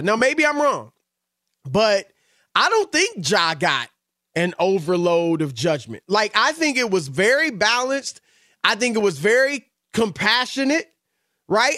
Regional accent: United States; I'm obviously American

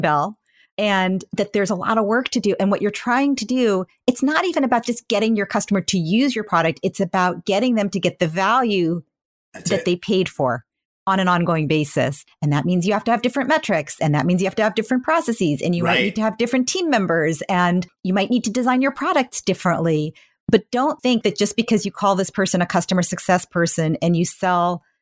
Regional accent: Menlo Park, California, United States; I grew up in Menlo Park

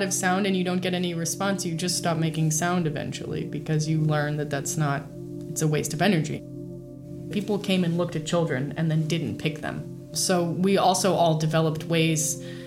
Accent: San Francisco Bay Area, California, United States; also born or lived in Braila, Romania; from age 4, I moved to the San Francisco Bay Area.

